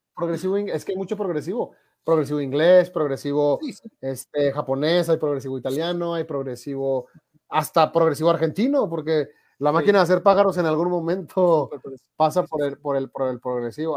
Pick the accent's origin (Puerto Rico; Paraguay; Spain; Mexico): Mexico; yo soy de México